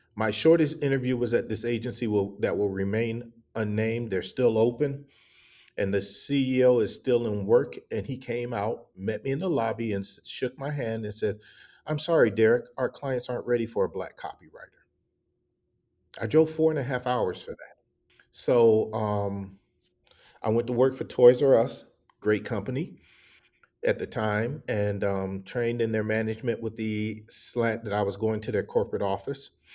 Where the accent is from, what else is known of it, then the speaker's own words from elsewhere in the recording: the South, United States; also born or lived in Atlanta / Milwaukee / Columbus, Ohio / Dallas; I grew up in the South